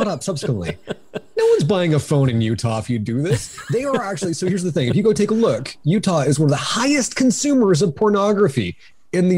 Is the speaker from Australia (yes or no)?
no; Cambridge, Ontario, Canada; I come from Cambridge, Ontario